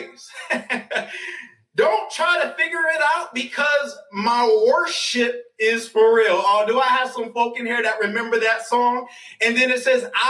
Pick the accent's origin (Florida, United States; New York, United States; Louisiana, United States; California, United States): New York, United States; now in Atlanta, United States; I'm from New York